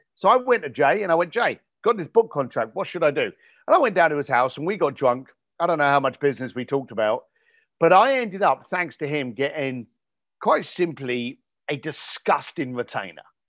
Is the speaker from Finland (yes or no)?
no; United Kingdom; I was born just outside of London